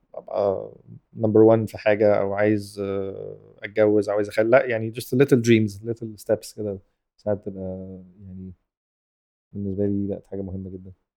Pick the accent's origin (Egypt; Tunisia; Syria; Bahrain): Egypt; احنا كمجتمع مصري